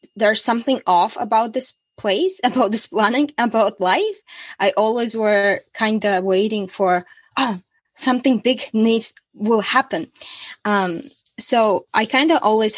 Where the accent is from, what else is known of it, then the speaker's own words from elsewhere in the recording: Latvia; moved away as an adult; also born or lived in Australia / Bali; in 2017, I moved from Latvia.